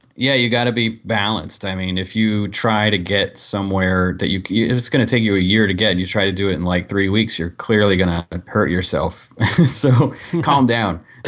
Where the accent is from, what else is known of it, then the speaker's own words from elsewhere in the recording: Dayton, Ohio, United States; moved away; also born or lived in San Diego; I was from Dayton, Ohio